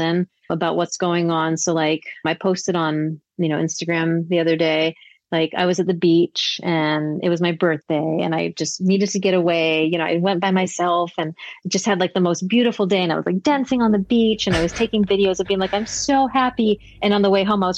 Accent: Hawaii, United States; moved away; also born or lived in Las Vegas; I grew up in Hawaii

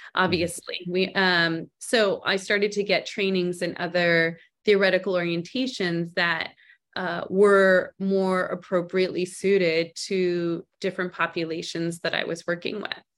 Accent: Montreal, Quebec, Canada; also born or lived in Arizona, United States; now in Scottsdale, United States; I was born and raised in Canada

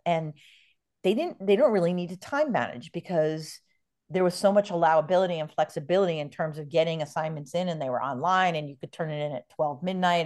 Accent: New York, United States; now in San Diego, United States; I grew up in New York

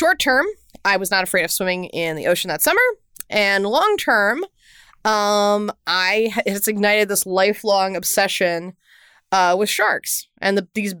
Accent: Houston, Texas, United States; you and I both grew up in Texas and I grew up in Houston

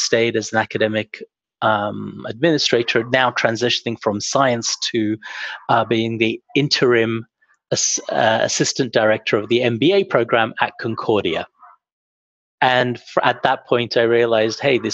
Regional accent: England, United Kingdom; moved away as an adult; also born or lived in Heidelberg, Germany; now in Montreal, Canada; I grew up in England and did my undergraduate at Cambridge

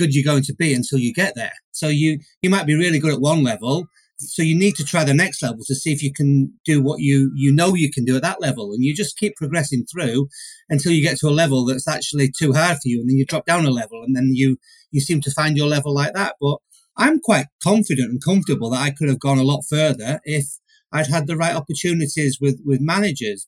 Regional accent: Manchester, North West England, United Kingdom; I'm from Manchester

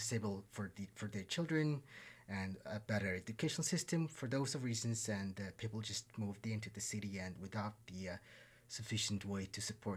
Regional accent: Ulaanbaatar, Mongolia; I'm from Ulaanbaatar, Mongolia

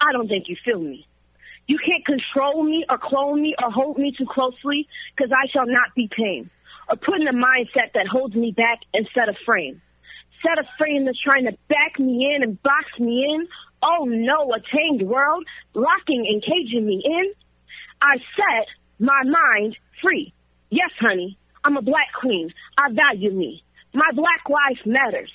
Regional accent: St. Louis, Missouri, United States; also born or lived in Minnesota; I'm from Minnesota, but I also grew up in St. Louis, Missouri

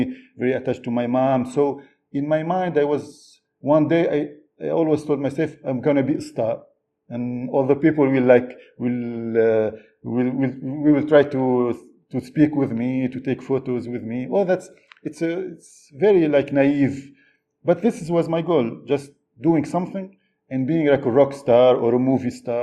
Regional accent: Tunisia; English is a second language; When I was a student in Tunisia

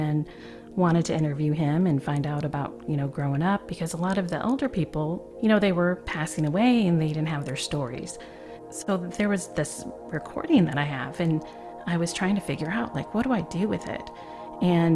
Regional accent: Flint, Michigan, United States; moved away as an adult; also born or lived in Atlanta, Georgia; now in Oregon, United States; I was from Michigan, lived all my life in Flint, Michigan, actually, and just recently moved out to Oregon

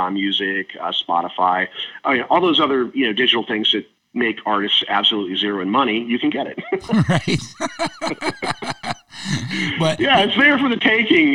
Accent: Cleveland, Ohio, United States; moved away as an adult; also born or lived in Reno, Nevada; I'm originally from Cleveland, Ohio

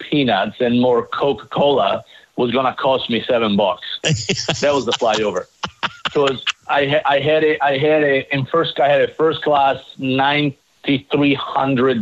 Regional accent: Italy; English is a second language; moved away as an adult; now in United States; I was paying Italian taxes

